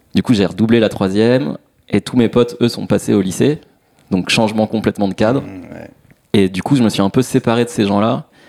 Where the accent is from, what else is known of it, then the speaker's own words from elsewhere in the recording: Massy, Île-de-France, France; chez moi à Massy